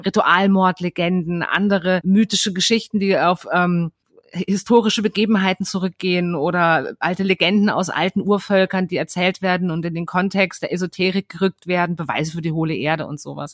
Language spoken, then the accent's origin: German; Berlin, Germany; ich komme aus Berlin